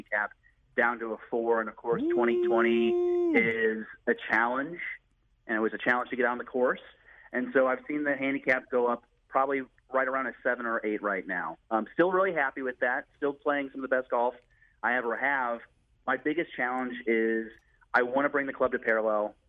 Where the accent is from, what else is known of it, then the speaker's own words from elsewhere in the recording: St. Louis, Missouri, United States; I grew up born and raised in St. Louis